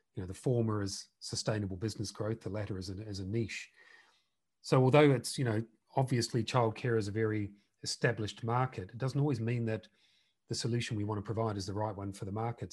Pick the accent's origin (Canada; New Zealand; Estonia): New Zealand; now in United Kingdom; We're both originally from New Zealand